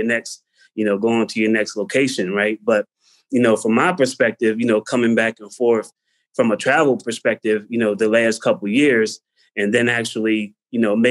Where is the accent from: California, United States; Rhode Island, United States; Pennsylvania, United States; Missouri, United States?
Pennsylvania, United States; Pottstown; moved away as an adult; now in Prague, Czechia; I'm from Pottstown